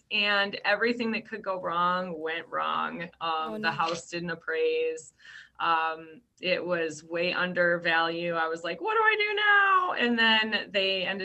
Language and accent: English; Traverse City, Michigan, United States; now in Brighton, United States; I'm from originally from Traverse City